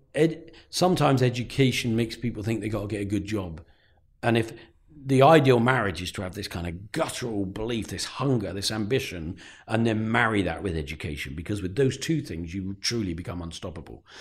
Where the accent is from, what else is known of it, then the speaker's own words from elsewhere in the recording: Peterborough, East of England, United Kingdom; also born or lived in Luton; I grew up in Breton